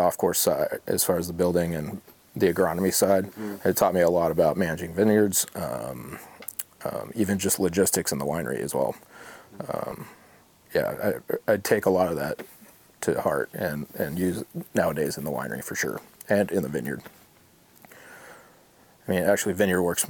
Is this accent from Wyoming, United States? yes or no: yes; Jackson Hole, Wyoming, United States; moved away as an adult; also born or lived in South Lake Tahoe, California; now in Oregon, United States; we moved to Wyoming, Jackson Hole, Wyoming. And that's where I graduated high school